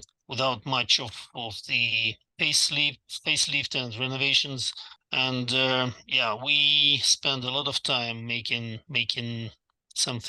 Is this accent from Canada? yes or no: no; Russia; moved away as an adult; now in Dallas, United States; in Russia